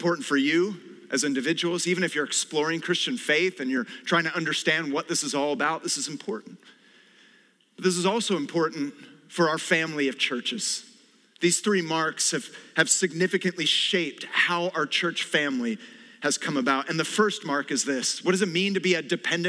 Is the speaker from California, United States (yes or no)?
yes; California, United States; I was born and raised in California